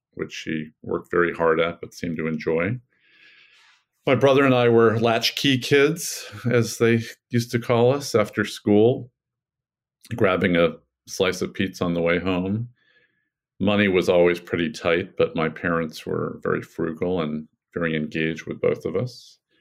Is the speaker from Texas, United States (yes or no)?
no; New York City, New York, United States; also born or lived in Salzburg, Austria / Virginia; I grew up in the Lower East Side and East Village of New York City in the late 70s and 80s.